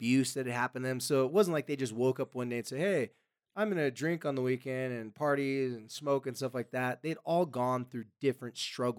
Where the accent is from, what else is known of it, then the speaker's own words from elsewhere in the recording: California, United States; Or in California, I'm from California, you could probably, you know, there's probably